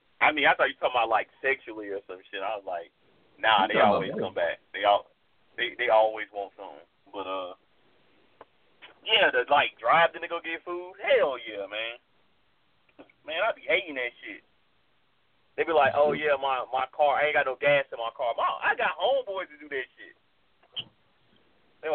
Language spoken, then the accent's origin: English; North Carolina, United States; Yo, man, I'm from North Carolina, man.